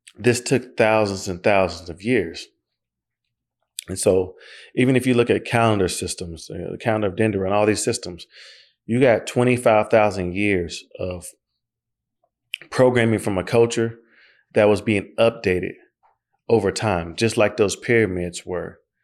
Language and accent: English; Oklahoma, United States; I'm from Oklahoma